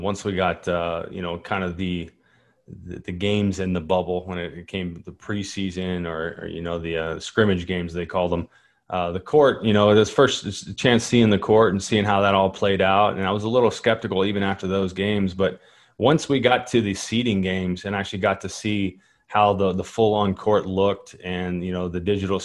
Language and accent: English; Kentucky, United States; I'm from Kentucky, state of Kentucky